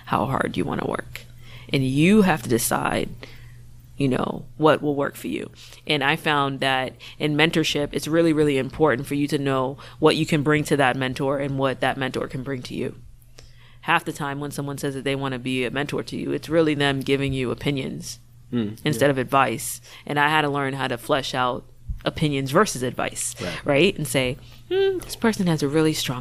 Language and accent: English; Boston, Massachusetts, United States; I grew up in Mattapan. And my mom's a single mother who worked 7 to 3, 3 to 11